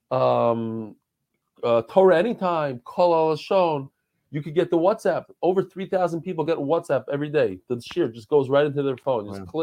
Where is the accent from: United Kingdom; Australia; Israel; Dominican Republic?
Israel; I'm not a very good basketball player because I, I grew up in Israel.